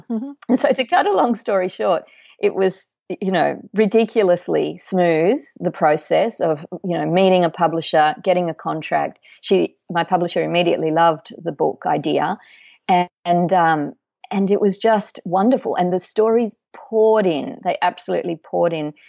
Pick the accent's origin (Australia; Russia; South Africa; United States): Australia; also born or lived in Uruguay; we moved to Australia when I was two years old